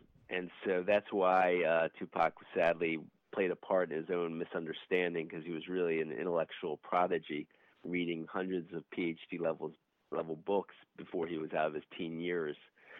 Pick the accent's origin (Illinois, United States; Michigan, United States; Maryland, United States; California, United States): Maryland, United States; Baltimore; Born and raised in Baltimore, Maryland